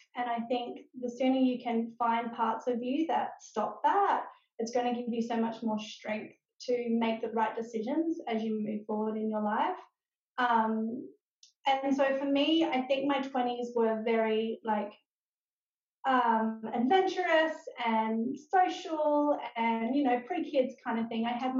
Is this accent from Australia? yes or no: yes; Adelaide, South Australia, Australia; also born or lived in Melbourne / Northern Territory / New South Wales; now in Sunshine Coast, Australia; We moved to the Sunshine Coast 3 years ago, but we're originally from Adelaide.